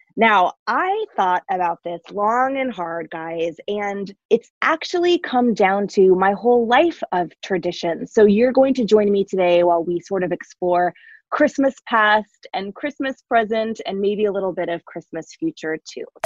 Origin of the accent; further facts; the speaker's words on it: Bay Area, California, United States; now in Seattle, United States; I grew up in the Bay Area with all five of us under the same roof